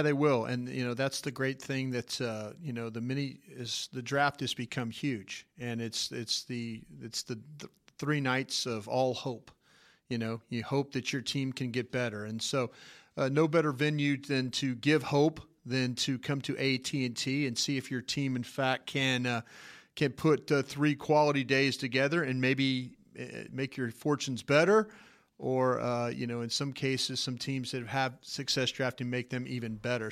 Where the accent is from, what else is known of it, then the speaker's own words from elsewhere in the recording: Dallas, Texas, United States; I'm from Dallas